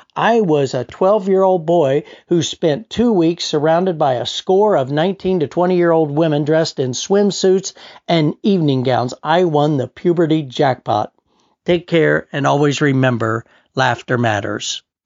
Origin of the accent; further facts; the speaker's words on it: Richmond, Missouri, United States; my hometown of Richmond, Missouri